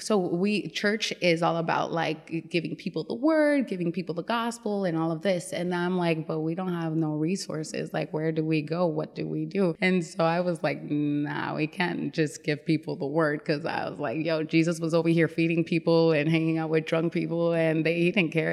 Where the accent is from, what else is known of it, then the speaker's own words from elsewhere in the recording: Las Vegas, Nevada, United States; moved away as an adult; also born or lived in New York / Dominican Republic; now in Richmond, United States; I was actually born in New York. And then, I was raised in Las Vegas